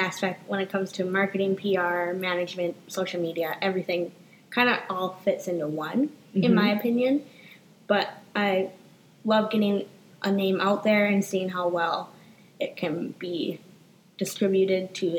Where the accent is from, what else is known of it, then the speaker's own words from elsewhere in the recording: Grand Marais, Minnesota, United States; I grew up in a small town in northern Minnesota from about 20 minutes from the Canadian border, Grand Marais.